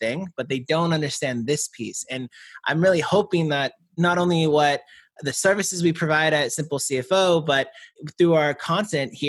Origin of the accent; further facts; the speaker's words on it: Georgia, San Francisco Bay Area, California, United States; I was born in California, and I spent half my life in Georgia, half my life in the San Francisco Bay Area